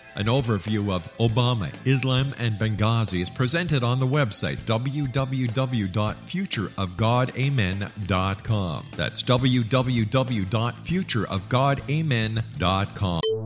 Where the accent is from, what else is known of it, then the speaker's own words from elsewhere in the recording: Montreal, Quebec, Canada; when I was a kid growing up in the Park Extension area of Montreal